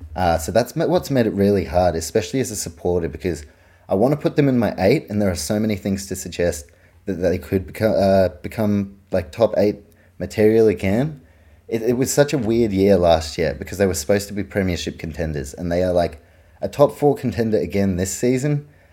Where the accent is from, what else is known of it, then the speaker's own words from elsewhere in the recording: New Zealand; I grew up in New Zealand.